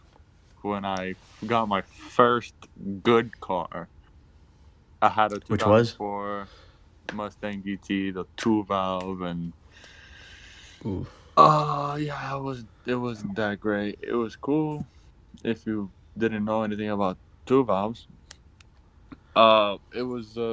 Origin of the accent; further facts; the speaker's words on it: Puerto Rico; moved away; When I was growing up in Puerto Rico, my dad was always into, always doing car related or like motor stuff